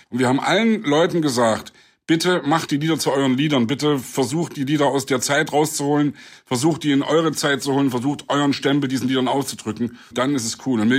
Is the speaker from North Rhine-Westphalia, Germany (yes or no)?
no; Leipzig, Saxony, Germany; meine Heimatstadt Leipzig. Gerade weil ich in der DDR groß geworden bin, freue ich mich, dass wir jetzt alle frei unsere Meinung sagen können